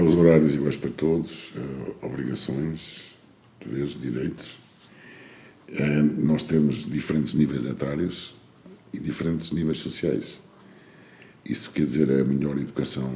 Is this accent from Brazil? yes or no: no; Portugal; na minha terra, em Lourdes